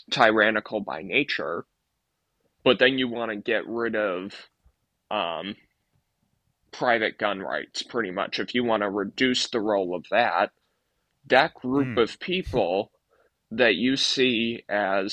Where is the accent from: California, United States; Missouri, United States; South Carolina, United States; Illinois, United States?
California, United States; moved away; also born or lived in Arizona; I grew up in California